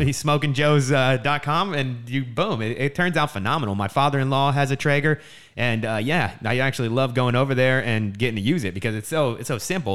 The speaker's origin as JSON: {"language": "English", "region": "New Jersey", "country": "United States", "tie": "born or raised there", "also_born_or_lived": "San Diego, California", "moved": "as an adult", "lives_now": "California, United States", "said": "I grew up in New Jersey, and, uh, really close to Philly, like, only thirty minutes outside"}